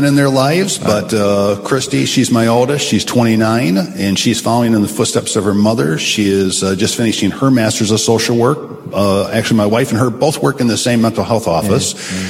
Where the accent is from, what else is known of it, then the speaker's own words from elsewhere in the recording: Holland, Michigan, United States; Well, I'm originally a Dutch boy. I was born in Holland, Michigan, which is a Dutch community. I have lived in Michigan most of my life, met my wife at Andrews University, at the university there in Michigan as well, and I'm a Michigander.